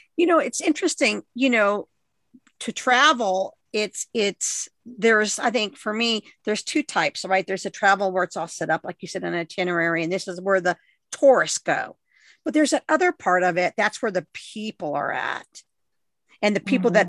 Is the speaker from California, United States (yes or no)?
yes; Southern California, United States; growing up in Southern California